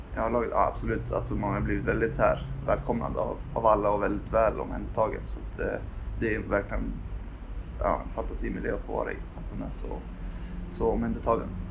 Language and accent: Swedish; Gävle, Gävleborg County, Sweden; moved away as an adult; now in Uppsala, Sweden; jag är född på Akis, men när jag var två så flyttade jag till Gävle